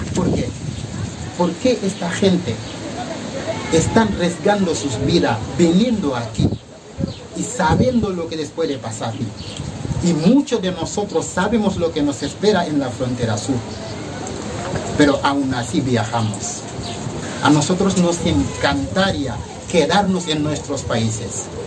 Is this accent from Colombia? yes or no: no; Senegal; also born or lived in Valencia, Spain; now in Spain; vengo de África, en este caso Senegal